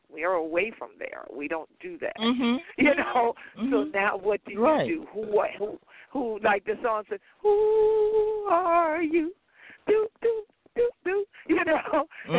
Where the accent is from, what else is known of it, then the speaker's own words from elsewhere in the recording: St. Helena Island, South Carolina, United States; I'm from St. Helena Island. People went, whoa, what? And I said, yeah, so I am Gullah.